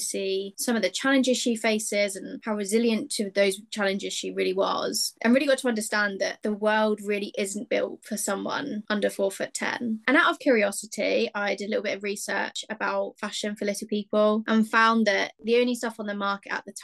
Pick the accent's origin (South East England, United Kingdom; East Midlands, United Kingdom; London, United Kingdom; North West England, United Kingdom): South East England, United Kingdom; Hampshire; I'm from England. I've always lived in England, in Hampshire specifically. I was raised in a home